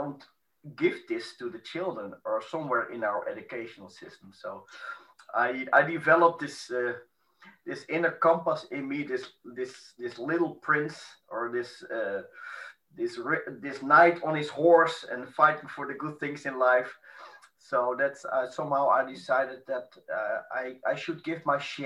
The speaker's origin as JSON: {"language": "English", "town": "Amsterdam", "region": "North Holland", "country": "Netherlands", "tie": "born or raised there", "moved": "yes", "said": "Yes, I was born in Amsterdam. I live 1.5 hours south of Amsterdam"}